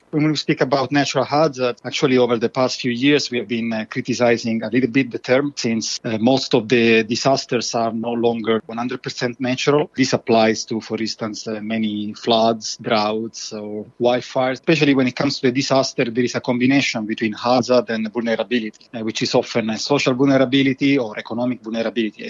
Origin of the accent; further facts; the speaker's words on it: Italy; now in Sweden; I'm originally from Italy